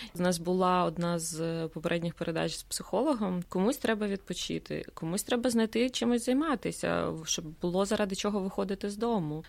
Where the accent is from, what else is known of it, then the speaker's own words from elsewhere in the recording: Ukraine; moved away as an adult; now in Sweden; ми з України